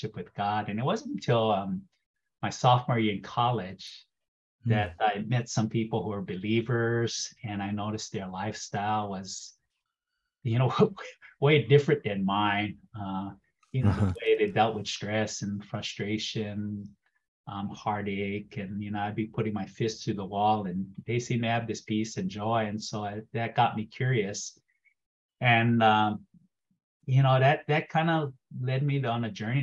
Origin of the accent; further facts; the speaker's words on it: Pearl City, Hawaii, United States; now in Arcata, United States; born and raised in Hawaii.